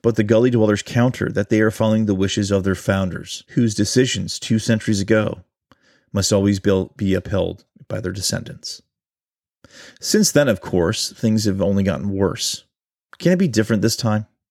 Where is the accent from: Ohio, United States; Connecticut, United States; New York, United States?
Ohio, United States; my home state of Ohio